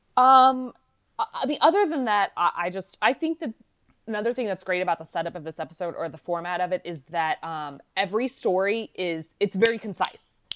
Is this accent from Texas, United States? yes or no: yes; Texas, United States; moved away; also born or lived in Washington, D.C.; Growing up in Texas